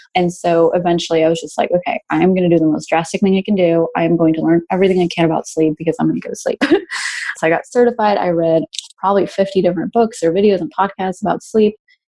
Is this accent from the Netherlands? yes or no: no; Mexico; also born or lived in Brazil / Spain; now in Texas, United States; But yeah, I'm actually originally from Mexico, but I moved down around a lot. I lived 6 years in Brazil and I did high school in Spain. And then now I'm in Texas.